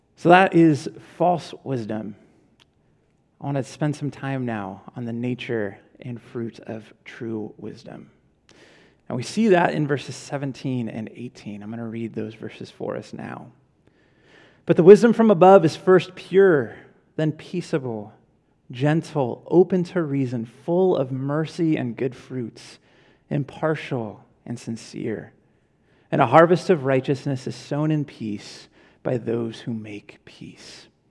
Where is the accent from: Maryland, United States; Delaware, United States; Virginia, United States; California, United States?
California, United States; Ventura; I was from Ventura